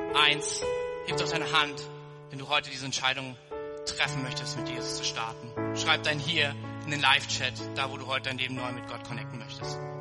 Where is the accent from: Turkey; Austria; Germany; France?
Germany; wir als Deutsche